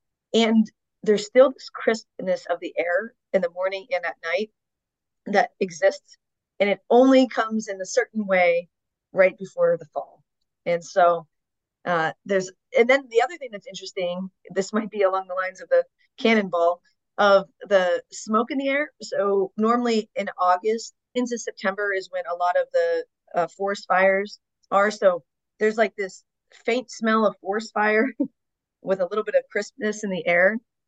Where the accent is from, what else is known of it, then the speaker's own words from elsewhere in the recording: United States; moved away; also born or lived in Ohio / Pennsylvania; growing up in Ohio and Pennsylvania, we didn't have forest fires.